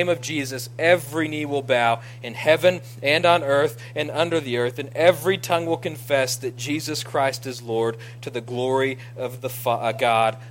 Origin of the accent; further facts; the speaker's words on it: Ira, United States; I'm from Ira